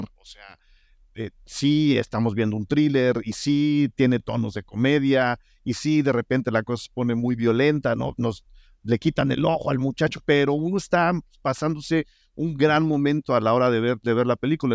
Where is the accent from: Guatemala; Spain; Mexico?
Mexico; nosotros mismos como público mexicano